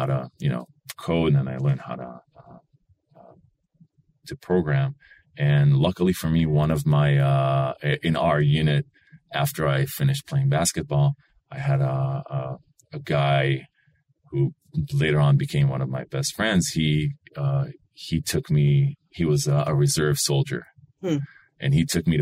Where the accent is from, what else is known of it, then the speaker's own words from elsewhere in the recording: Yesod HaMa'ala, Northern District, Israel; English is a second language; moved away as an adult; now in San Francisco, United States; I grew up north in the Upper Galilee, Yesod HaMa'ala